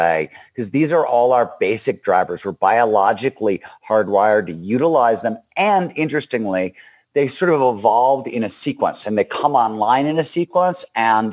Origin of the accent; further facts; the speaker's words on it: Cleveland, Ohio, United States; I grew up in Cleveland, Ohio.